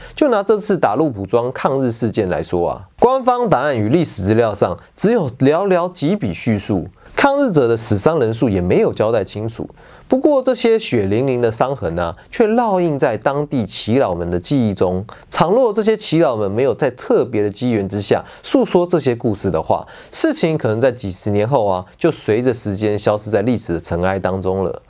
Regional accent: Taiwan; 我们台湾人

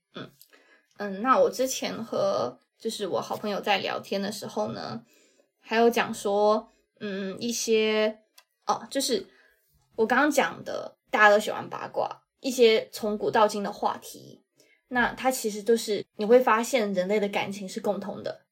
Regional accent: China; 我作为一个 大陆人

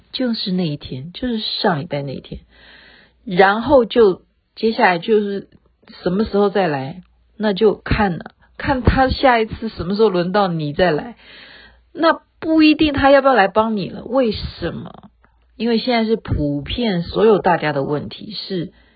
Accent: Taiwan; 我们台湾人

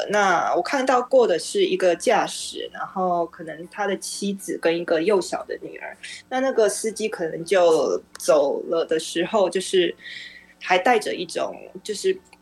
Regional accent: Taiwan; 作为台湾人

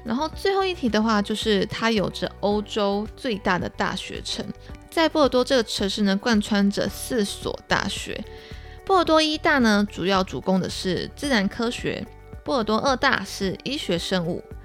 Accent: Taiwan; 我会准备一些像是台湾特色的一些小礼物啊，明信片啊，去作为跟当地学生的一些交流、交换，友好交换。然后也可以让大家知道说，哦，我来自哪里呀，然后或是我当，我，我家乡的东西

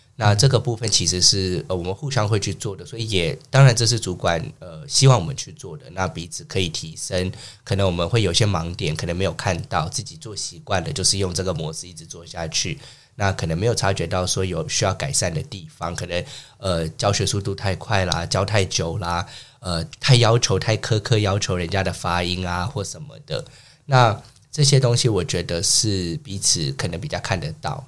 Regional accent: San Francisco, California, United States; moved away as an adult; now in Taiwan; 我是从小在美国出生长大的，我的家乡是美国家州，旧金山。然后大学毕业以后大概十年前就搬来台湾，然后目前是从事线上的英语教学这方面

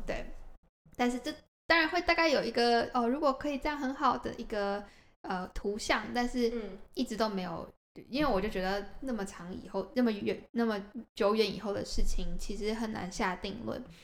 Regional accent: Taiwan; also born or lived in United States; now in Japan; 那我就也只能回台湾啦

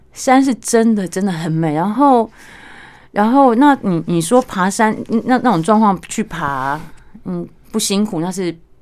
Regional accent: Pingtung County, Taiwan; moved away; 我小时候我来自屏东，你知道乡下

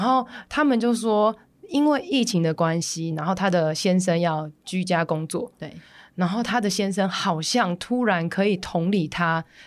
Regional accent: Taipei, Taiwan; 我是台北人

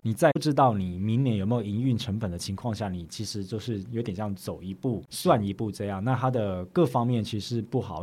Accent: Taiwan; now in Sweden; 我们在瑞典哦，连我们台湾人自己

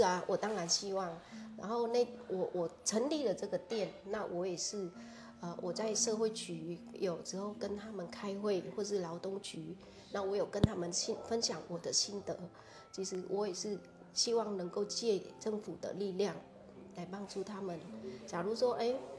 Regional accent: Vietnam; first language Vietnamese; Chinese is a second language; moved away as an adult; now in Kaohsiung, Taiwan; 我们越南人

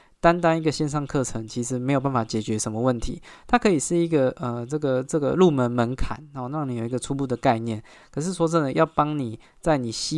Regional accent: Taiwan; 所以我觉得买房是一个身为台湾人一个一一身为台湾人就会面对到的一个焦虑啊。

